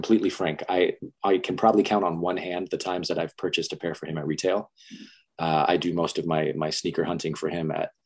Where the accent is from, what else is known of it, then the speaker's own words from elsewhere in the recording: Las Vegas, Nevada, United States; So I was born and raised in Las Vegas